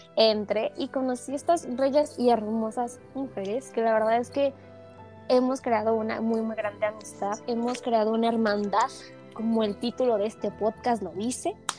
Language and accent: Spanish; Mexico; somos de México, país